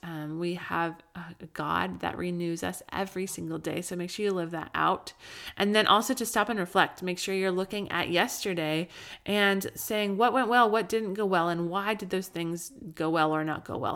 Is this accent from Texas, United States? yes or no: no; Colorado, United States; also born or lived in Southern California; now in California, United States; I grew up in Colorado